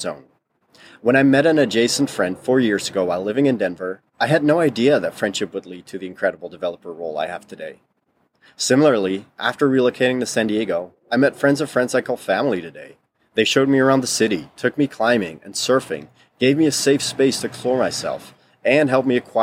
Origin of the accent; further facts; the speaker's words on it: Netherlands; first language Dutch; English is a second language; moved away; we had both been born and raised in the Netherlands.